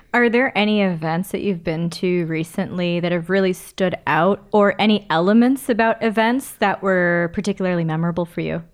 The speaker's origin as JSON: {"language": "English", "town": "Toronto", "region": "Ontario", "country": "Canada", "tie": "born or raised there", "said": "I'm born and raised in Toronto. I've never actually lived elsewhere"}